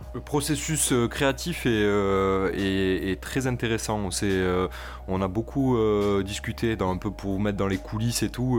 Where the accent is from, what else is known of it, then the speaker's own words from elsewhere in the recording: Toulouse, Occitania, France; je viens de Toulouse, on, prononce le S chez nous